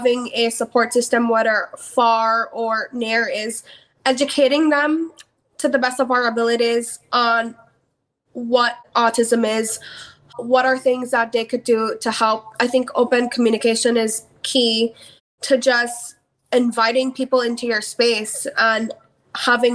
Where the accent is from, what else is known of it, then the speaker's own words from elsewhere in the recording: Belize; moved away; I'm from Belize where mental health has just started to become a stigma